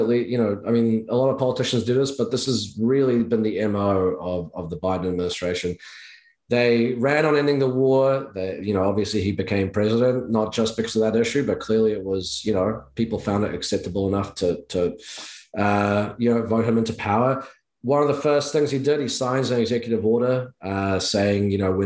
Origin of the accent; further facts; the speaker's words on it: New Zealand; I'm from New Zealand